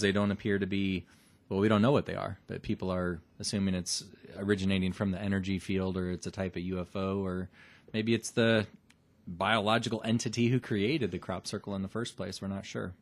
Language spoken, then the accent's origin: English; Omaha, Nebraska, United States; we're from Nebraska